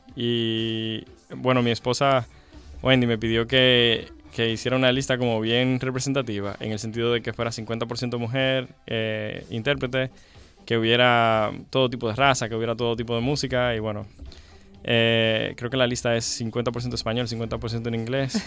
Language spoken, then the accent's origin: Spanish; Santiago de los Caballeros, Santiago, Dominican Republic; accent: Dominican; Realmente nací en el Rincón Largo. Y eh, y me crié como hasta los 12 en el Rincón Largo y luego eh, nos mudamos a Gurabo